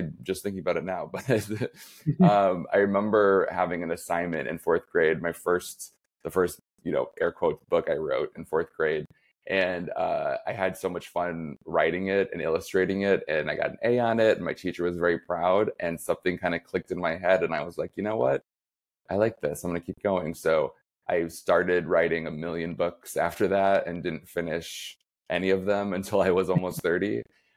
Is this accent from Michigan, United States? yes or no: yes; Flint, Michigan, United States; moved away as an adult; also born or lived in New York; now in Chicago, United States; I grew up right outside of Flint, Michigan.